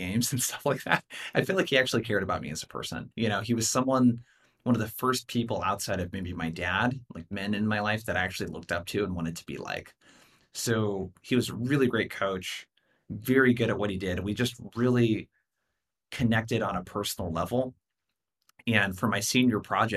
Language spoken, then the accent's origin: English; Brookings, Oregon, United States; my hometown of Brookings, Oregon, 5,000 people